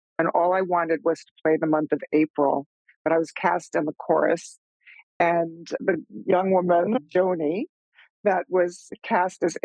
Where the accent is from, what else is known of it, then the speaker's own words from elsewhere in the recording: Long Island, New York, United States; I grew up out on Long Island